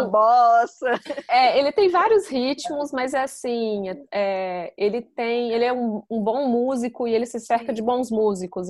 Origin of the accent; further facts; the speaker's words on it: Brasília, Federal District, Brazil; moved away as an adult; now in London, United Kingdom; eu sou de Brasília, Fernanda também e Sofia também